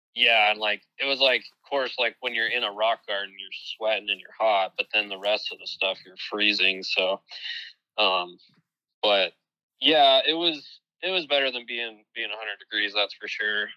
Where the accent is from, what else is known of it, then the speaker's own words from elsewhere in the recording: Ohio, United States; my home state of Ohio